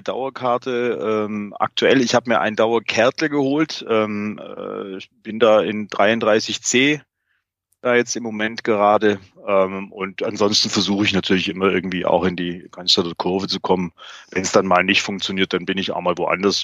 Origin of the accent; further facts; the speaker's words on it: Remshalden, Baden-Württemberg, Germany; Ich bin ähm, aber im Remstal äh, aufgewachsen